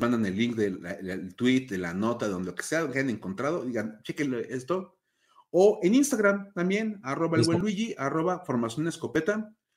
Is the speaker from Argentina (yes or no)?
no; Mexico; los que somos de México